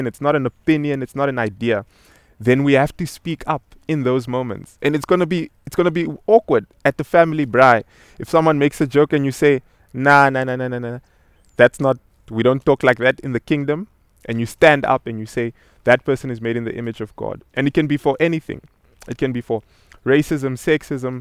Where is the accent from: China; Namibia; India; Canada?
Namibia; I'm originally from Namibia, and I remember growing up as a child